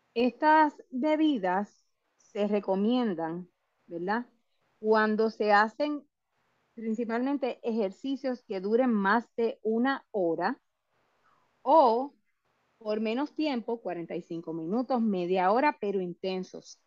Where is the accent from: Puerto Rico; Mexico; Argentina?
Puerto Rico; nosotros, y me incluyo como puertorriqueños